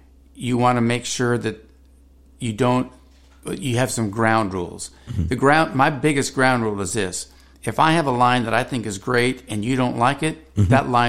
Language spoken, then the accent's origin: English; California, United States; and because I'm from California, there's a different style of bass fishing.